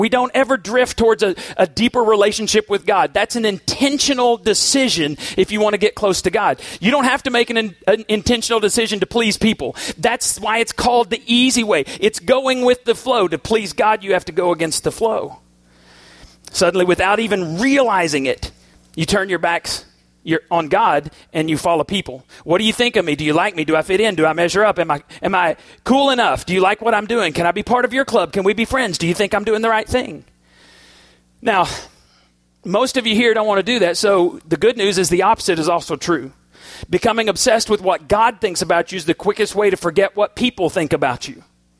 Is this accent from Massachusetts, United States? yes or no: yes; Boston, Massachusetts, United States; I am a rock and roll dude. I grew up on Foreigner in Boston.